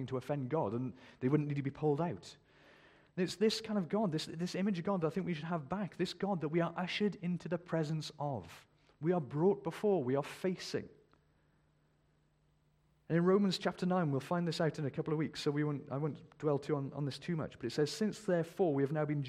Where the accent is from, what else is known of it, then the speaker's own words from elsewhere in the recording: United Kingdom; We're very British. We don't boast, you know, we're British